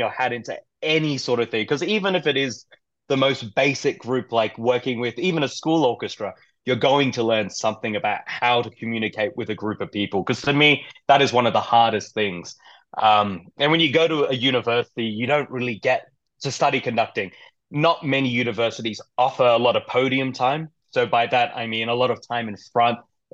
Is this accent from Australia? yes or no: yes; Perth, Western Australia, Australia; moved away as an adult; now in Colorado, United States; I'm from Australia, Perth, Western Australia, which is far away from everything.